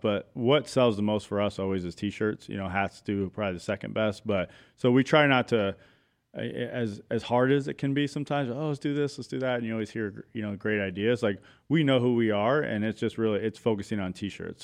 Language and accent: English; Chandler, Arizona, United States; I was born and raised in Arizona, Chandler, East Valley boy